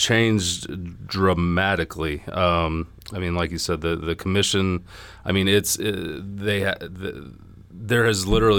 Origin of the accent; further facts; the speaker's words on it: Lawrenceville, Georgia, United States; Yeah, I am originally from Gwinnett, born and raised in the Lawrenceville area.